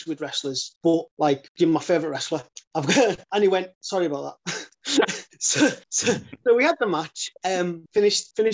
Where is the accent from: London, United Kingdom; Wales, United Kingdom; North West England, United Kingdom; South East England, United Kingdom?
North West England, United Kingdom; Carlisle; we're in Carlisle. I'm from Carlisle